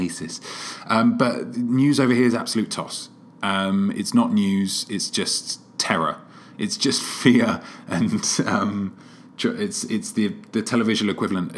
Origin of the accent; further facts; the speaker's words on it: London, United Kingdom; moved away as an adult; now in Seattle, United States; maybe it's the Brit in me. Maybe it's because I'm a Londoner